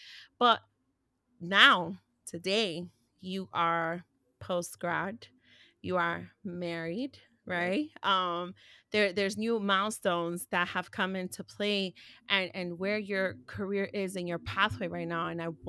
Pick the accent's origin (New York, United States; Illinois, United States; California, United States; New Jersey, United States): New York, United States; New York City; We grew up in New York City.